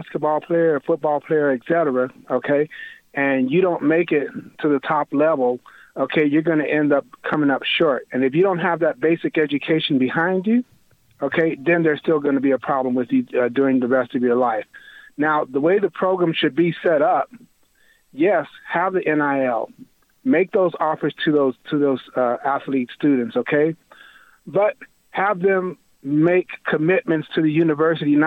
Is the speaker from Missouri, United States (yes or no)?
no; El Paso, Texas, United States; I'm from El Paso originally